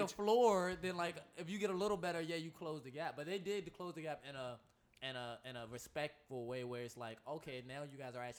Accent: United States; just as an American

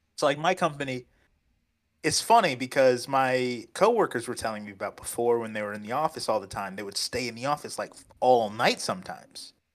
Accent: United States; moved away; also born or lived in Cancun, Mexico; I'm American

